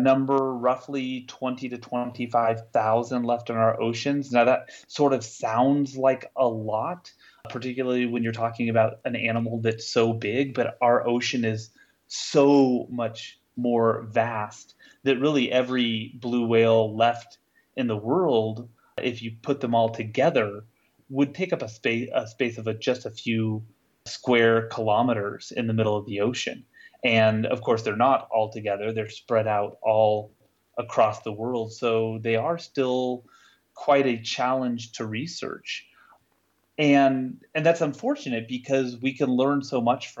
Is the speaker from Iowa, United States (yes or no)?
no; Salt Lake City, Utah, United States; here in my hometown of Salt Lake City